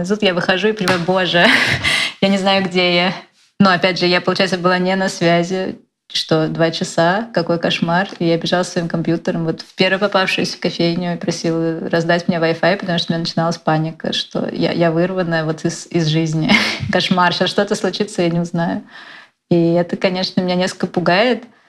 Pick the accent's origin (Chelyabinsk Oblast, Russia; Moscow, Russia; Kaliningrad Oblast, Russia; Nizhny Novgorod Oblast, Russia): Moscow, Russia; я же из Москвы